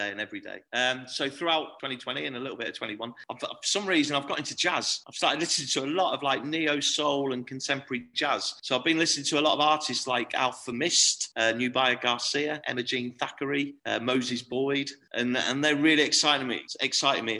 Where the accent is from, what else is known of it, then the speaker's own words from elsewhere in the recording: Torquay, South West England, United Kingdom; moved away as an adult; now in Hull, United Kingdom; It's my hometown. It's where I'm from.